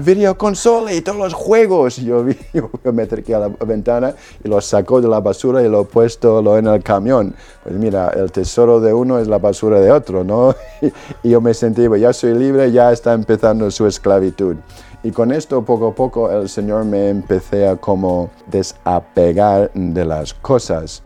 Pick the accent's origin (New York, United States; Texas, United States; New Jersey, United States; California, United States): New Jersey, United States; Perth Amboy; Spanish is a second language; moved away; Yo soy de Estados Unidos, Perth Amboy, New Jersey. Pues mis padres son polacos, ellos se trasladaron a Estados Unidos después de la guerra y yo nací ahí en New Jersey